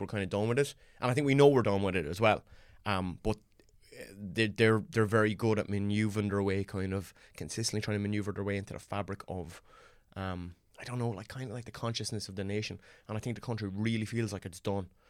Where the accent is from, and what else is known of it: Ireland; born or raised there